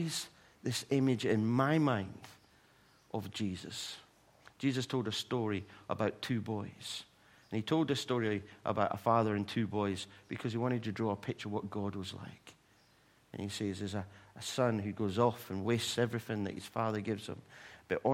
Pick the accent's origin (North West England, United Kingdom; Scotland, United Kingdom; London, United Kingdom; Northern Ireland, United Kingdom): Scotland, United Kingdom; Livingston; moved away as an adult; now in England; I was going back to my hometown, Livingston, and I put a message out on Facebook to say, I'm back home.